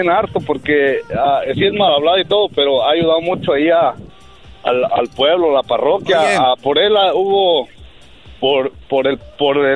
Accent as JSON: {"language": "Spanish", "town": "Chucándiro", "region": "Michoacán", "country": "Mexico", "tie": "born or raised there", "said": "es de, es de, de mi pueblo, de, Chucándiro."}